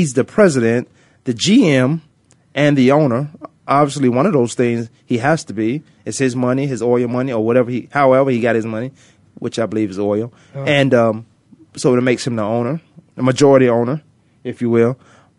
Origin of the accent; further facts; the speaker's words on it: Virginia, United States; I'm growing up in Virginia